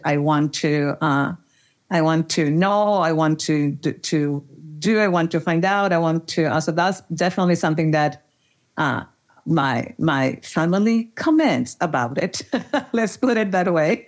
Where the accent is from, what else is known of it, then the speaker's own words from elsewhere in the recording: Monterrey, Nuevo León, Mexico; moved away as an adult; now in Austin, United States; I'm originally from Monterrey, Mexico